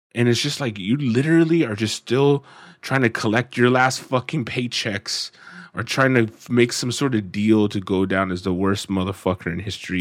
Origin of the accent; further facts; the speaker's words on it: United States; being an American